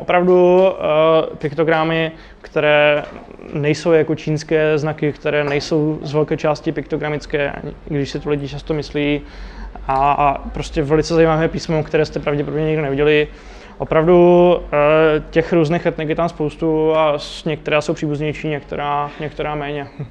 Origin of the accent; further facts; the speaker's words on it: Czechia; jsem Čech